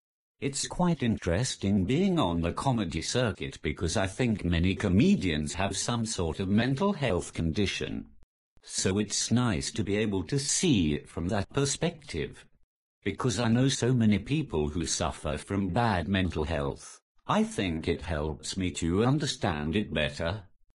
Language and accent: English; Newcastle upon Tyne, North East England, United Kingdom; I'm the Geordie without the accent.